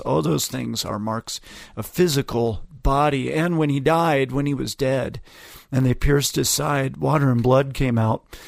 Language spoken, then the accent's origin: English; Ogden, Utah, United States; my hometown